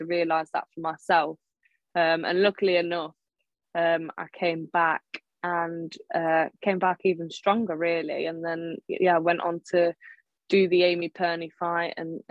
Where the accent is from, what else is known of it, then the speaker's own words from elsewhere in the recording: Melton Mowbray, East Midlands, United Kingdom; I'm from Melton Mowbray, England.